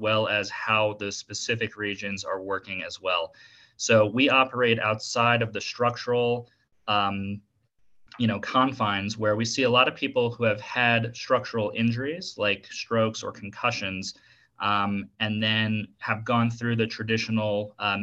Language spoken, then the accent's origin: English; South Florida, United States; moved away as an adult; also born or lived in Washington, D.C. / Tallahassee, Florida; now in Denver, United States; I was born in Washington, D.C., and then grew up in South Florida by like Miami, Boca Raton area, and currently I'm living in Denver